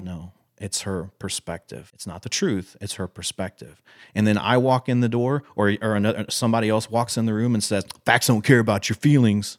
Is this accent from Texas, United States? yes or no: yes; Texas, United States; I'm one hundred percent Texan, born and raised.